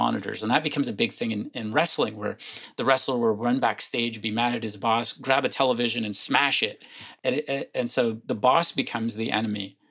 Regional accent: Windsor, Ontario, Canada; I grew up just outside of Windsor, Ontario, right across the river from Detroit

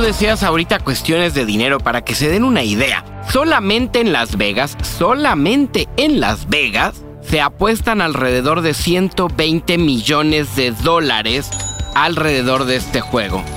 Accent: Mexico

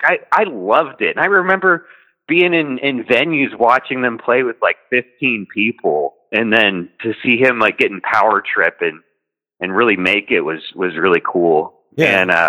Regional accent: Texas, United States; I'm from Texas

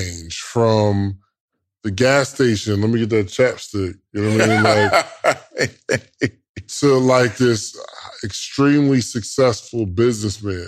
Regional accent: Willingboro, New Jersey, United States; I'm from Wilmboro, New Jersey

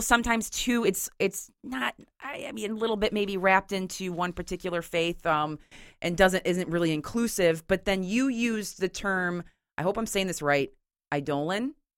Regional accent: Grand Haven, Michigan, United States; my hometown cemetery in Grand Haven

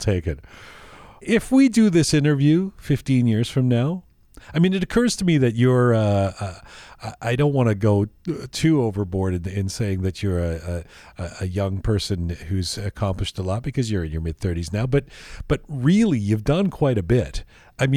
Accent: Canada; accent: North American; also born or lived in London; I grew up in London and then in Canada

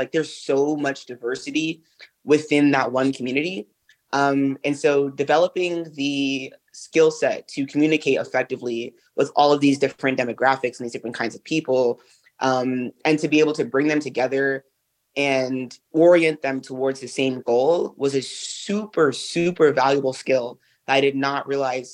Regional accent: New York City, New York, United States; urban kids like myself, like I'm from Brooklyn.

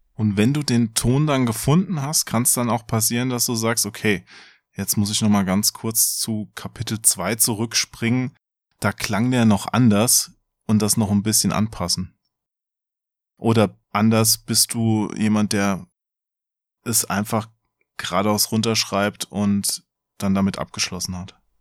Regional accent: Hesse, Germany; ich bin ja Hesse, da verschlucke ich die Endung wahrscheinlich zu sehr.

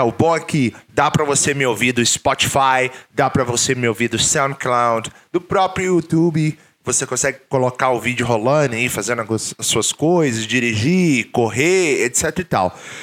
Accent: Brazil; moved away as an adult; Quando eu saí do Brasil pela primeira vez

